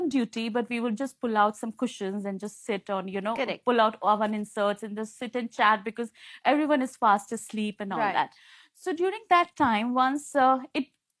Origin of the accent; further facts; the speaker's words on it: India; now in Hong Kong; I'm from India